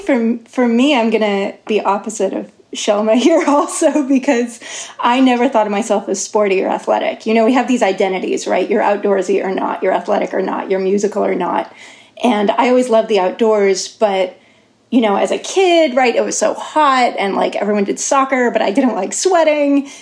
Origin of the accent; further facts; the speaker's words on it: Davis, California, United States; moved away as an adult; also born or lived in Norway; I grew up in Davis